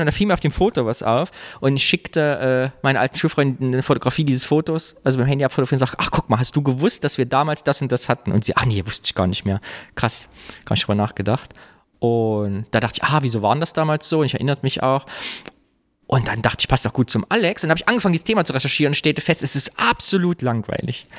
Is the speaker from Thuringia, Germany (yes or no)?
yes; Kyffhäuser, Thuringia, Germany; moved away; am Stausee, da wo ich herkomme, Küffhäuser